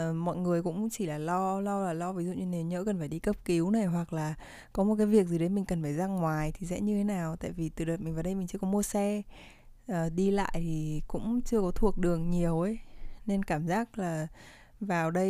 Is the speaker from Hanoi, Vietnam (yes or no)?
yes; Hanoi, Vietnam; moved away as an adult; now in Ho Chi Minh City, Vietnam; năm nay 19 tuổi Và mình là người Hà Nội Nhưng mà để uh, phục vụ cho học tập cũng như là công việc Thì uh, đầu năm nay mình đã chuyển vào Sài Gòn để sinh sống